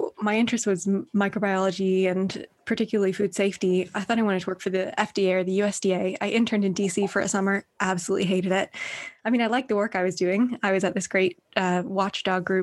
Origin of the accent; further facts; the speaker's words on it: Northern Ireland, United Kingdom; also born or lived in Berkeley, United States / New York, United States; now in London, United Kingdom; I grew up in Northern Ireland, so I'd never lived in London before